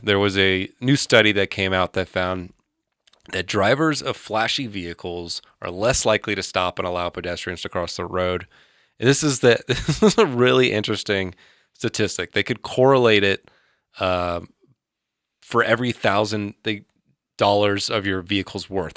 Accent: Georgia, United States; I grew up in Georgia pre-internet

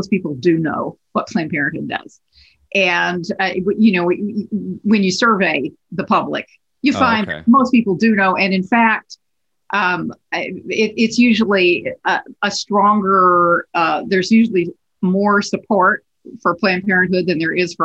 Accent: West Texas, United States; now in New York, United States; I'm from Texas that I love New York so much. Because you know, I grew up in these little tiny towns

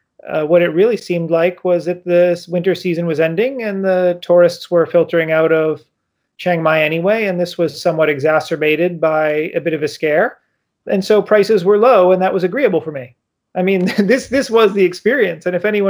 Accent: United States; also born or lived in Yangon, Myanmar; I'm American

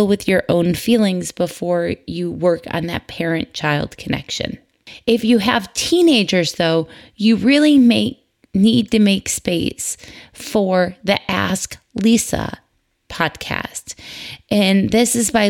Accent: Michigan, United States; moved away; crisp fall October days growing up in Michigan

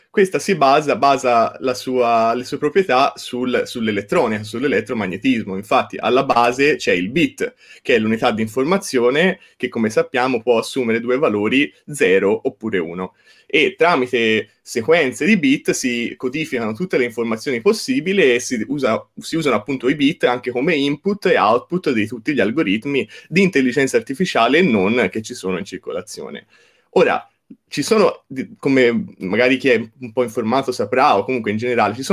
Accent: Certaldo, Tuscany, Italy; certo, sì, io vengo da Certaldo, il paese di Boccaccio, quindi

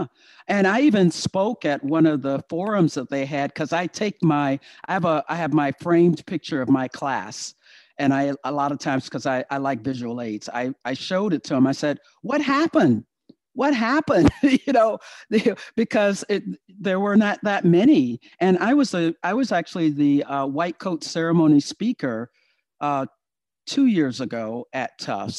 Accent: Virginia, United States; moved away; I am from Virginia.

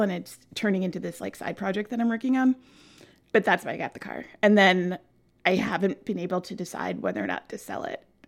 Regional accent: New York City, New York, United States; also born or lived in Flushing, Queens / Vermont / France / New Hampshire; I grew up on the easternmost edge of Queens in a little place called Bayside

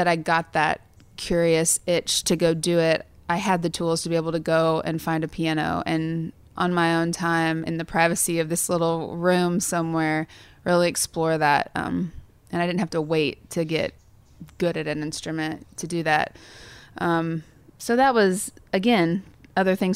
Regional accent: Sterling, Kansas, United States; moved away; I was the church pianist at the Methodist Church in Sterling, Kansas

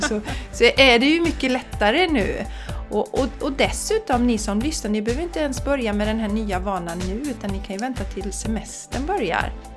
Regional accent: Borås, Västra Götaland, Sweden; also born or lived in Bollebygd; now in Gothenburg, Sweden; jag är från Borås från början, eller allra först från Bollebygd

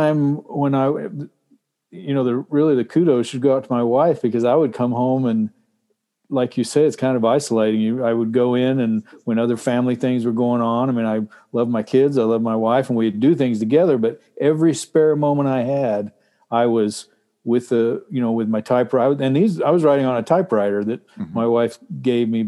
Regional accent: Texas, United States; now in Alaska, United States; I grew up in Texas where it was super hot

